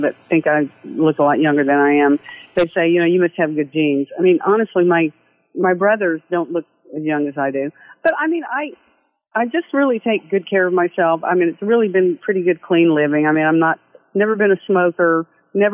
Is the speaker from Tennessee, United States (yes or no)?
yes; Nashville, Tennessee, United States; moved away as an adult; now in Las Vegas, United States; I'm from Nashville, Tennessee, lived in Vegas for 15 years, but, you know, I miss my home state